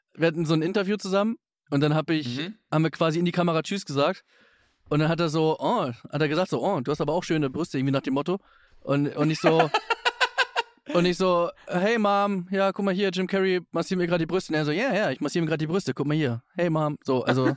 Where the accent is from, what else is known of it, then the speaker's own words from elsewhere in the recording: Hamburg, Germany; wir sind ja beide Hamburger